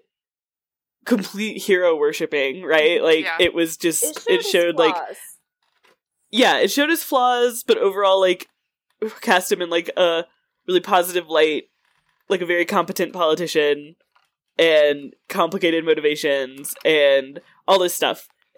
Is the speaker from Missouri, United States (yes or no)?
yes; Missouri, United States; Growing up in Missouri